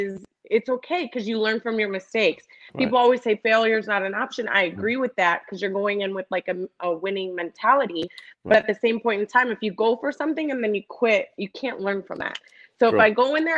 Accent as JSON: {"language": "English", "town": "Cleveland", "region": "Ohio", "country": "United States", "tie": "born or raised there", "said": "I was born and raised in Cleveland, Ohio"}